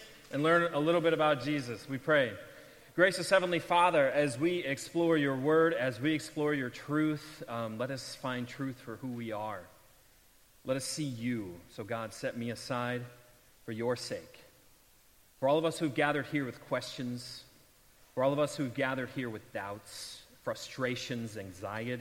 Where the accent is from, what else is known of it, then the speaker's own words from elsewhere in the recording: St. Louis, Missouri, United States; moved away; I grew up in St. Louis, and I was still there at the time